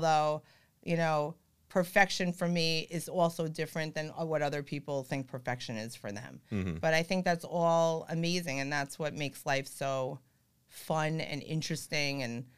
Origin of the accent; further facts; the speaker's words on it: Long Beach, California, United States; And I'll be like, oh, well, I'm from Long Beach.